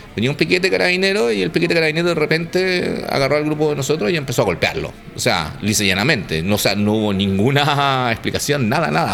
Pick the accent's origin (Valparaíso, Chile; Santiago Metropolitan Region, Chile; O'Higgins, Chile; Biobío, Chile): Santiago Metropolitan Region, Chile; Santiago; yo estudiaba en el Nacional